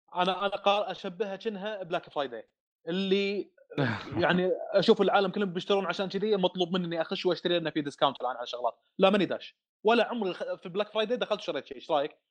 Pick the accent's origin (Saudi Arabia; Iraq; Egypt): Saudi Arabia; also born or lived in Dammam / Riyadh; عندنا في الدمام